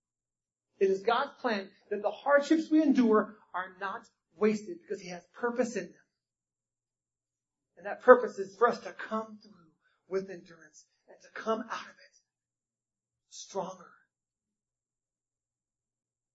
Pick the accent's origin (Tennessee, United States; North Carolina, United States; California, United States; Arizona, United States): North Carolina, United States; I was born in North Carolina.